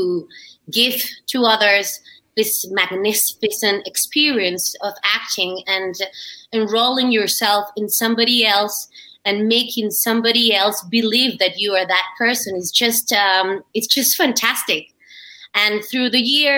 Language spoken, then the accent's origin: English; Colombia; also born or lived in Shrewsbury, United Kingdom / Madrid, Spain; I am from Colombia, and I am an actress